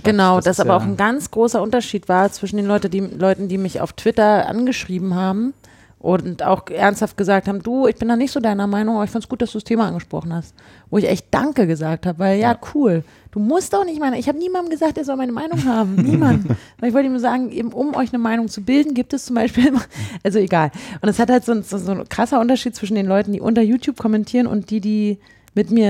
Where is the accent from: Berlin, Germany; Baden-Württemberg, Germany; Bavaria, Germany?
Berlin, Germany; die betrifft mich als Berliner eben noch mal mehr.